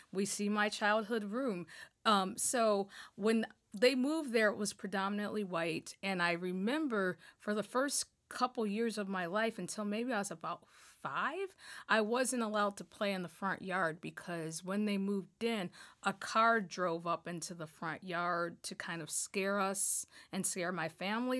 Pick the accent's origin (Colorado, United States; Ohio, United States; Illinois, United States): Ohio, United States; Toledo; now in Michigan, United States; I grew up in Northwest Ohio, um, a community called Point Place